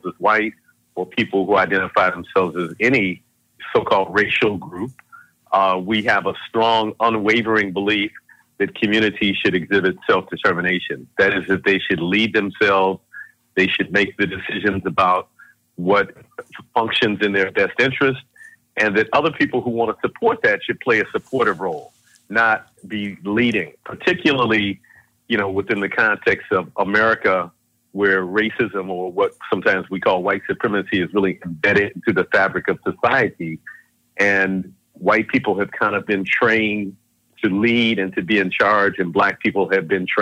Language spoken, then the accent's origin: English; Detroit, Michigan, United States; I am from Detroit originally